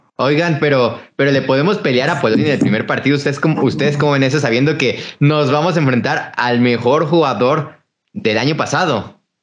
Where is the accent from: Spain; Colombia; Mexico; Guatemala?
Mexico